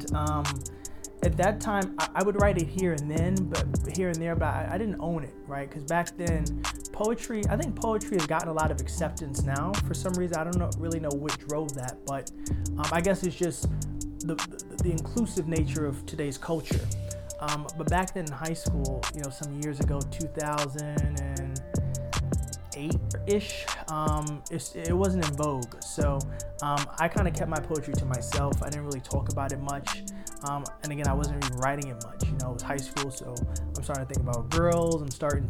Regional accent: New York City, New York, United States; coming from born and raised in Harlem

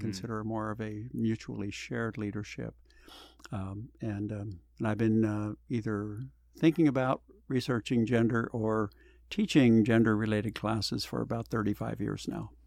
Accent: Pennsylvania, United States; also born or lived in Arkansas; now in California, United States; I was born in Pennsylvania, went to school in Arkansas, so I experienced two different cultures

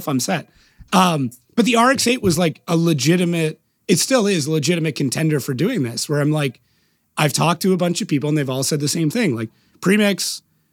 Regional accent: Canada; being Canadian

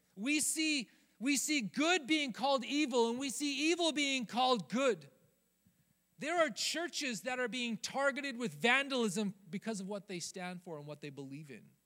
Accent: Rocky Mountains, United States; now in Southern California, United States; growing up in the Rocky Mountains

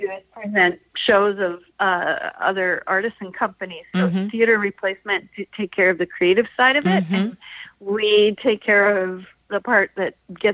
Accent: Vancouver, British Columbia, Canada; moved away as an adult; also born or lived in Edmonton; I'm actually originally from Vancouver, but I had moved away for 20 years and I came back in 2004

